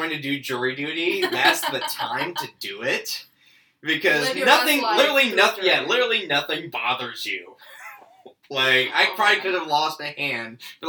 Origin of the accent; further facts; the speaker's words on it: Nebraska, United States; now in Georgia, United States; And I'm originally from Nebraska.